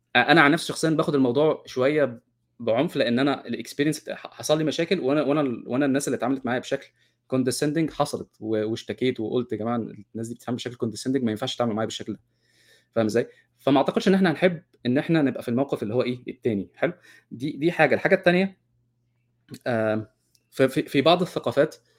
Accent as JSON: {"language": "Arabic", "country": "Egypt", "said": "انا كمصري"}